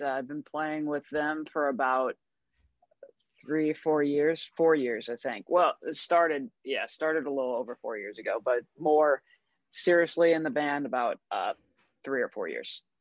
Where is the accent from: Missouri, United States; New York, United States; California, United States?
Missouri, United States; St. Louis; moved away; I'm from St. Louis, Missouri originally